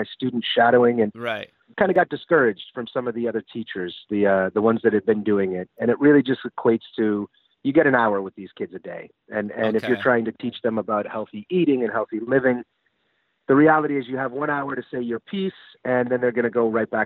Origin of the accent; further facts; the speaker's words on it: Hanover, New Hampshire, United States; moved away as an adult; also born or lived in Sundance, Wyoming / Burlington, Vermont; spent the majority of my time from first grade on in Hanover, New Hampshire, where Dartmouth College is